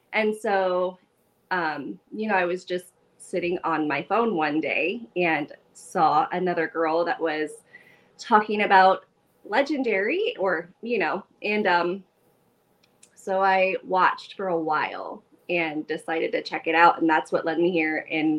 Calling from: Dayton, Ohio, United States

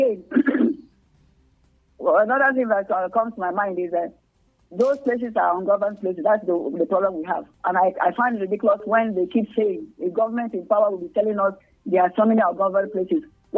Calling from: Nigeria; I don't know. I'm calling from Nigeria.

